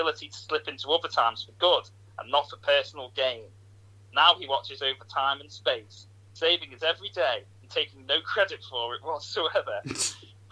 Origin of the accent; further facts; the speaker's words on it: Ormskirk, North West England, United Kingdom; I'm from Ormskirk